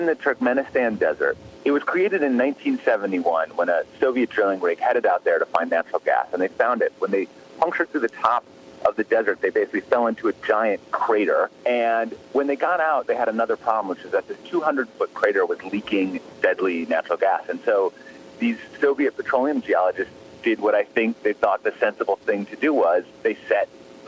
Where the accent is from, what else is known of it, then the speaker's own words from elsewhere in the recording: Midwest, United States; I grew up in the Midwest